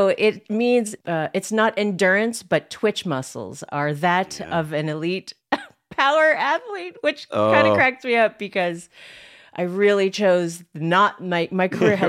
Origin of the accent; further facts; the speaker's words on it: Philippines; Okay, so I am Filipino, but my whole life, Filipinos have always been like, you're not Filipino.